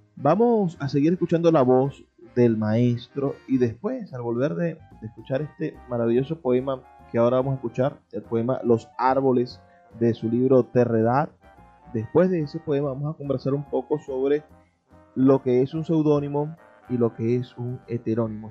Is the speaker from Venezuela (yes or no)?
yes; Venezuela; lo que somos como venezolanos